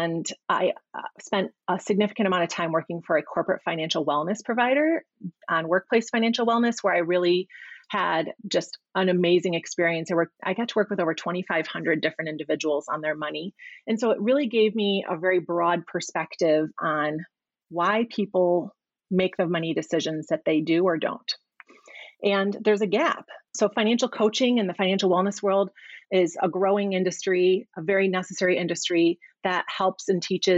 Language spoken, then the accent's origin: English; Midwest, United States; moved away as an adult; also born or lived in Chicago; now in Arizona, United States; My husband and I moved here in September from Chicago. So born and raised and lived in the Midwest my whole life